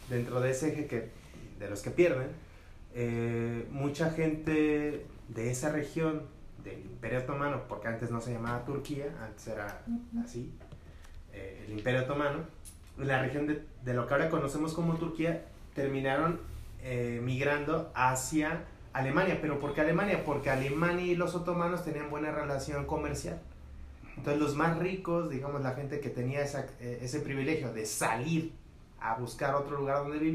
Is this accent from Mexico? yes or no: yes; Mexico; como buen mexicano